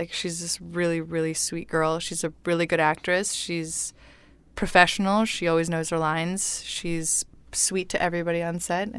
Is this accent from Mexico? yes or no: yes; Mexico; first language Spanish; English is a second language; I'm Mexican.